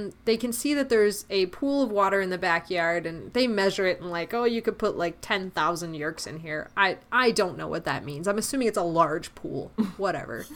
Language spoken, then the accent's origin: English; Canada; the Canadian here, with all of my good friend coworkers being in Mexico